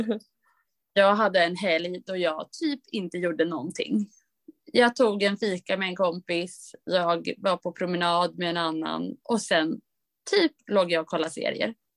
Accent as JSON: {"language": "Swedish", "town": "Östersund", "region": "Jämtland", "country": "Sweden", "moved": "yes", "said": "min pappas hus uppe i Östersund där jag kommer ifrån"}